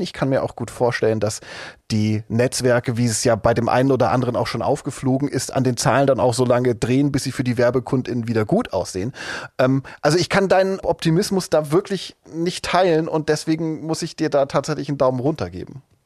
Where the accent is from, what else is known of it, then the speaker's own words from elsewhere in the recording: East Germany, Germany; Ich bin ja in der DDR aufgewachsen, die ersten zehn Jahre meines Lebens.